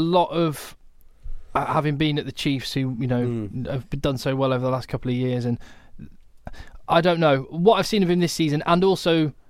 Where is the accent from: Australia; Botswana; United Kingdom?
United Kingdom; Manchester, North West England; accent: English; now in New York, United States; He heard my English accent. Said, "Where are you from?" I said, "Manchester."